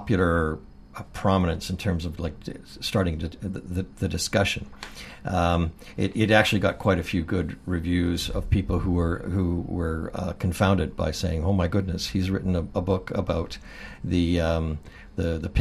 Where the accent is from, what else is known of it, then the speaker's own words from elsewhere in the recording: Courtenay, British Columbia, Canada; also born or lived in Comox, British Columbia / Port Alberni, British Columbia; I spent my teenage in Port Alberni, BC, and I was born actually in Comox and grew up in Courtney